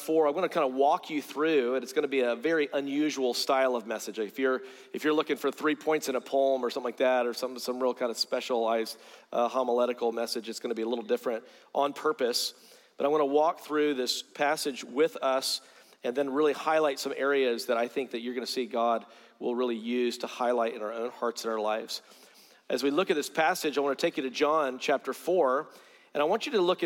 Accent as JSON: {"language": "English", "town": "Greenville", "region": "South Carolina", "country": "United States", "tie": "born or raised there", "said": "I grew up in South Carolina"}